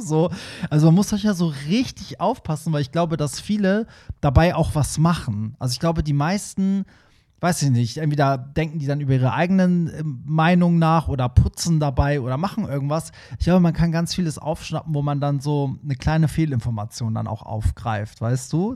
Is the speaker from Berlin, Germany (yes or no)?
no; Hamburg, Germany; Für mich als Hamburger